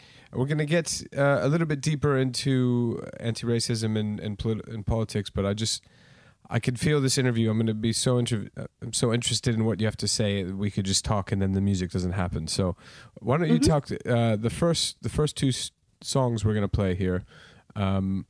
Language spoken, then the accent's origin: English; United States; moved away as an adult; also born or lived in Arizona; now in United Kingdom; I grew up in the States